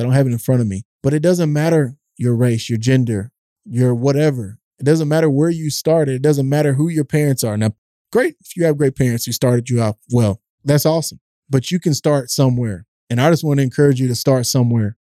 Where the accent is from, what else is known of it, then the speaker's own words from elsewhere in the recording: East Texas, United States; I grew up in a tough neighborhood in East Texas